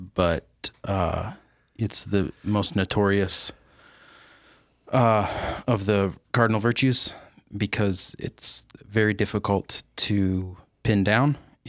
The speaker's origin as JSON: {"language": "English", "town": "Sioux Falls", "region": "South Dakota", "country": "United States", "tie": "born or raised there", "also_born_or_lived": "Dayton, Ohio", "lives_now": "Yankton, United States", "said": "I went to Roosevelt High School. I was a Rough Rider."}